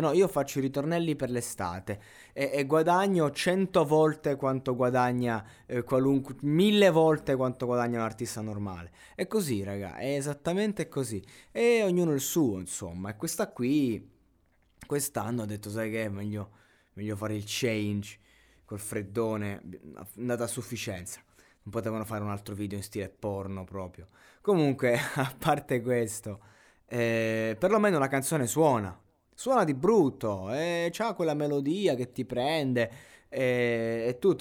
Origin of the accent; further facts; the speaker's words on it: Roseto degli Abruzzi, Abruzzo, Italy; vengo da Roseto degli Abruzzi che praticamente è una piccola città